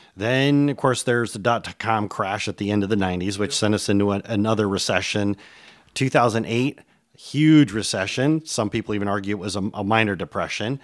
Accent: Michigan, United States; moved away; After 20 years, I've returned to my native Michigan

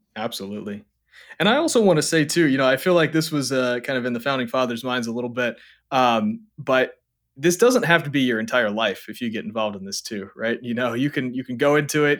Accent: Hawaii, United States; growing up in Hawaii, like, when I was a teenager

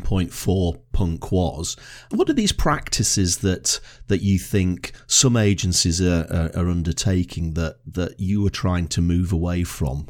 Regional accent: Blackpool, North West England, United Kingdom; now in Edinburgh, United Kingdom; where I was brought up in Blackpool.

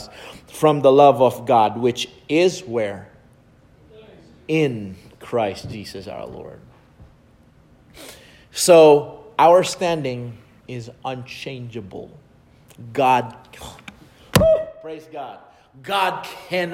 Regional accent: Philippines; English is a second language; as a Filipino growing up in the Philippines

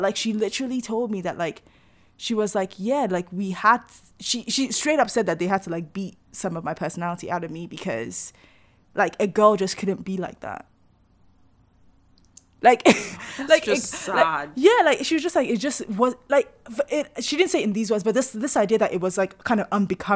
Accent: Nigeria

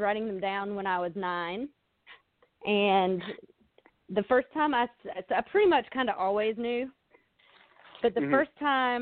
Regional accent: Spartanburg, South Carolina, United States; moved away as an adult; also born or lived in Florida; I'm originally from Spartanburg, South Carolina

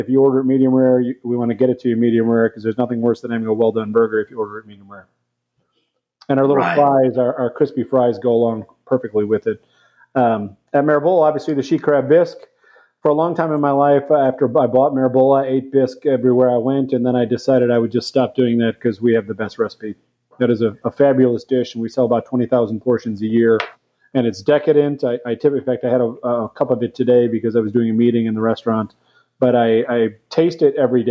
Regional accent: Memphis, Tennessee, United States; now in Nashville, United States; I grew up in Midtown Memphis, which is a very diverse environment.

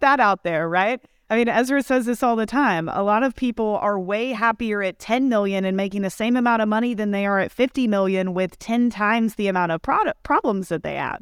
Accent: Kentucky, United States; moved away as an adult; also born or lived in Austin, Texas; I grew up in Kentucky, small town

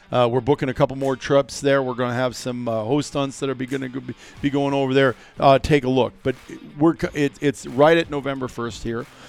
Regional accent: Iowa, United States; moved away as an adult; As a kid growing up in Iowa, making a decision to move out here eighteen years ago

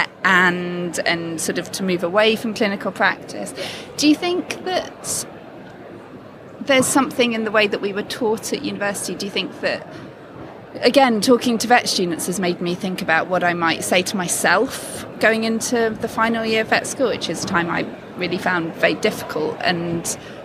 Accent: United Kingdom; to be British

